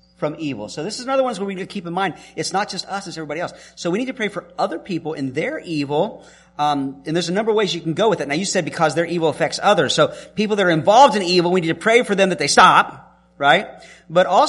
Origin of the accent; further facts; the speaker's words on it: the South, Southern United States, United States; I'm a Southerner